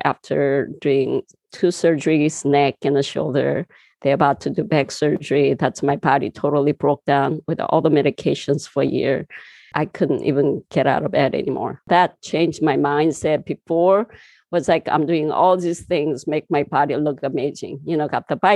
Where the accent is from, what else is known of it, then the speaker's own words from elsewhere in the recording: southern Korea, South Korea; English is a second language; moved away as an adult; also born or lived in California; now in United States; I was born in Korea, southern part of a little town. And, you know, I just grew up very natural, neural